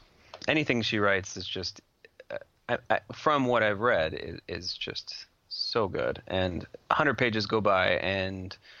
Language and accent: English; Washington, United States; These two work really well together, especially since I'm from Washington.